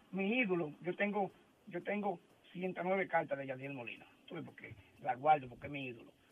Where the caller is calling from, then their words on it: Carolina, Puerto Rico; Eh, soy de Carolina y primera vez que llamo y lo felicito por la calidad del programa